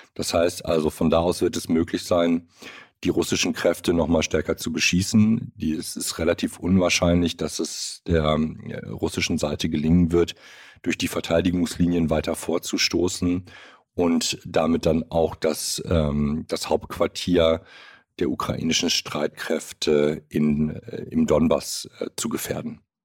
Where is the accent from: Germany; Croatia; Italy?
Germany; bei uns in Deutschland